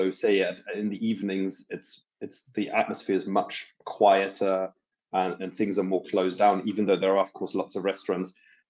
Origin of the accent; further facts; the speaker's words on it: Bavaria, Germany; now in Geneva, Switzerland; originally my family and I'm from Bavaria, which is a very different spoken German to a lot of other parts of Germany.